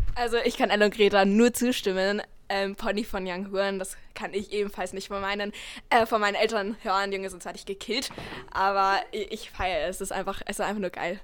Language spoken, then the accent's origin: German; Linz, Upper Austria, Austria; auch 13 Jahre und komme auch aus Linz